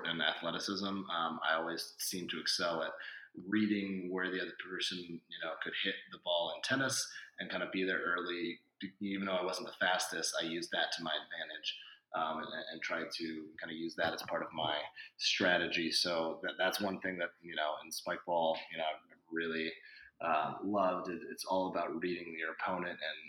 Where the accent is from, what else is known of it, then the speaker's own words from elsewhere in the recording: Chico, California, United States; I'm from Chico, California, which is a small town in Northern California. And I thought growing up, my PE background was awesome